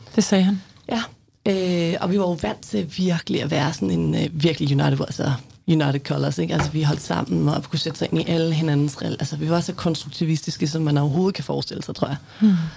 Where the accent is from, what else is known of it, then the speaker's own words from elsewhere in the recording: Mårslet, Central Denmark Region, Denmark; moved away; jeg voksede op i Morslet, hedder det, som er, var i hvert fald en lille landsby syd for Morslet